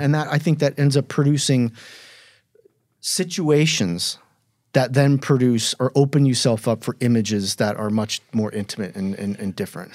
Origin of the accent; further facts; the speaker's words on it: Indianapolis, Indiana, United States; moved away as an adult; also born or lived in New York; my hometown of Indianapolis